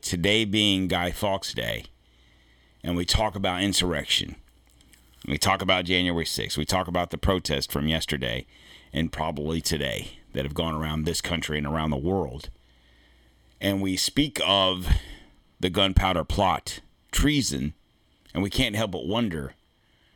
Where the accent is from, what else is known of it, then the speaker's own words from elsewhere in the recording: United States; I'm an American